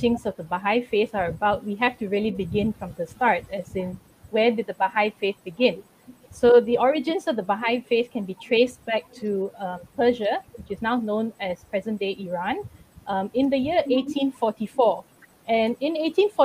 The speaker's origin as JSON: {"language": "English", "region": "Kuala Lumpur", "country": "Malaysia", "said": "I'm from Kuala Lumpur"}